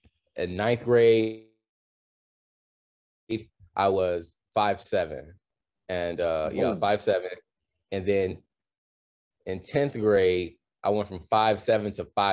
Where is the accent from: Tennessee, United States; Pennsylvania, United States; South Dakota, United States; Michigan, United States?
Michigan, United States; Detroit; also born or lived in Saginaw, Michigan; now in California, United States; but I was born there, but I grew up in the Detroit area for most of my life before moving to California.